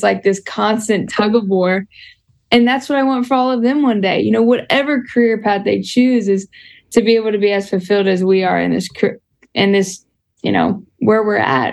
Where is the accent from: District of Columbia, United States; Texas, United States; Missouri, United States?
Texas, United States; Houston; moved away as an adult; also born or lived in San Antonio / Tuscaloosa, Alabama; now in Monroe, United States; I was born and raised in Houston